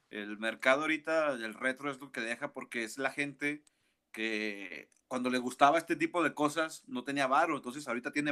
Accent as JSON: {"language": "Spanish", "country": "Mexico", "said": "somos, somos mexicanos."}